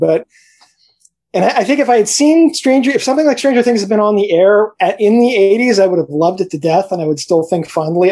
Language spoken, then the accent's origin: English; New York City, New York, United States; I grew up in New York City